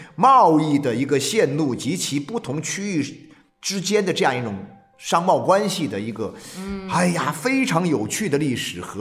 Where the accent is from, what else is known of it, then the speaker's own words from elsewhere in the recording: Jiangxi, China; also born or lived in Jingdezhen; 我自己作为一个江西人，我曾经有这种感觉。我也很小的时候，也因为家里的原因，在景德镇生活过两年时间。